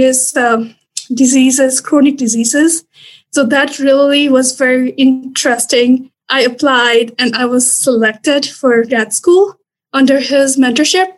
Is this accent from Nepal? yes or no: yes; Nepal; moved away as an adult; also born or lived in Louisiana, United States; now in Stevens Point, United States; I'm originally from Nepal